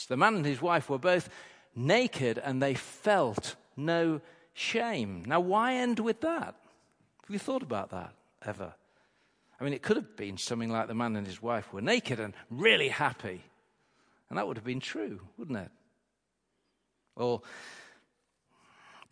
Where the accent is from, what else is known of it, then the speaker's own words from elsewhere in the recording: Grimsby, Yorkshire and the Humber, United Kingdom; She would come back to my hometown, and they'd have their holidays with us in Grimsby